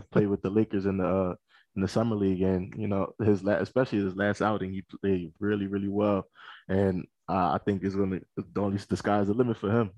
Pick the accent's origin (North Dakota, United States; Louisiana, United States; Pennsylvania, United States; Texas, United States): Pennsylvania, United States; Philadelphia; accent: East Coast; moved away as an adult; also born or lived in New York City; now in Denver, United States; I was I was born in New York uh, City, and, eh, but I was raised in Philadelphia.